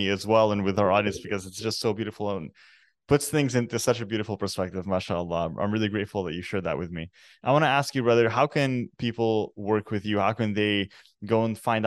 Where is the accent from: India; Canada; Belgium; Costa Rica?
Canada; I'm actually born and raised in Canada. My parents are originally Lebanese